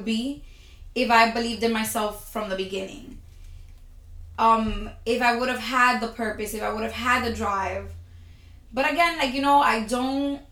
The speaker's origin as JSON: {"language": "English", "country": "United States", "said": "being an American abroad"}